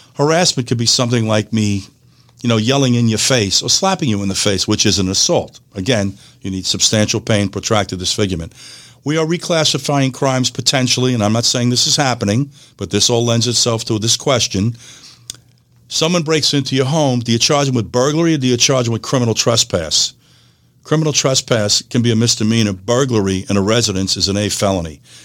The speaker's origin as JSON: {"language": "English", "region": "New York", "country": "United States", "tie": "born or raised there", "moved": "as an adult", "lives_now": "Florida, United States", "said": "growing up in New York"}